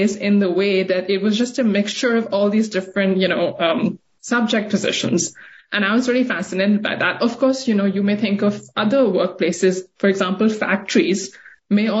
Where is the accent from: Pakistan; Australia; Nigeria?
Pakistan; Karachi, Sindh; also born or lived in New York, United States; now in Portland, United States; I grew up in Karachi and I saw this happen in front of me